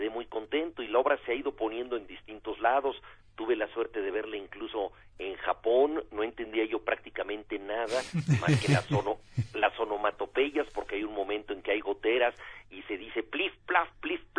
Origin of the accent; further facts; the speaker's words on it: Mexico City, Mexico; born there; un libro sobre la Ciudad de México, este espacio totalmente caótico y al mismo tiempo muy estimulante donde yo nací, donde todavía vivo